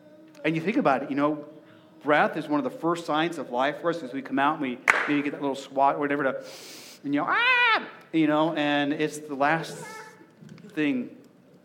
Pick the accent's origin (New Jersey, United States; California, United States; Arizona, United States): Arizona, United States; now in Nebraska, United States; growing up in Arizona